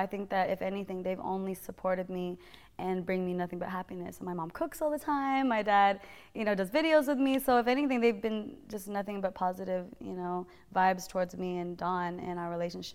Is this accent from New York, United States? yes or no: no; Modesto, California, United States; moved away; also born or lived in San Jose, California; I'm from Northern California. I was born in San Jose, raised in Modesto.